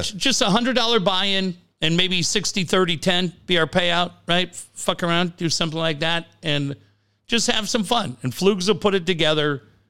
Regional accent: Canada; I'm Canadian.

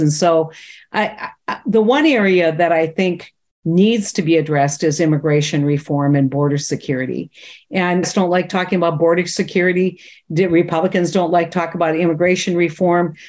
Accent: North Dakota, United States; I'm a kid from North Dakota, small town, 90 people

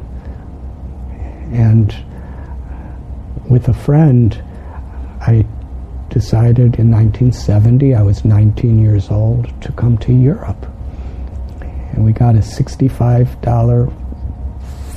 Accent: Chicago, Illinois, United States; moved away; I'm from Illinois.

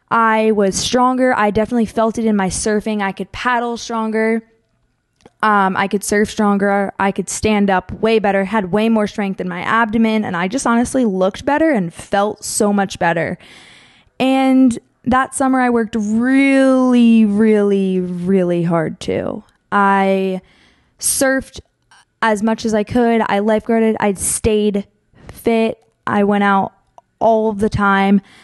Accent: Pennsylvania, United States; moved away; also born or lived in Monmouth Beach, New Jersey; I grew up in Pennsylvania

